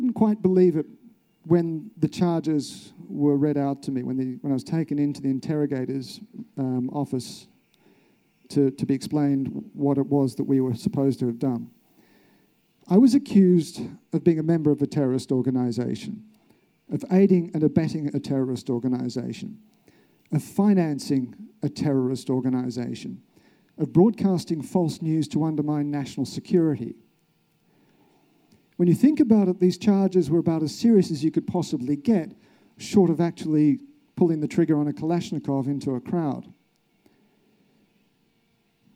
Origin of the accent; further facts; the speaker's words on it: Australia; I'm from Australia.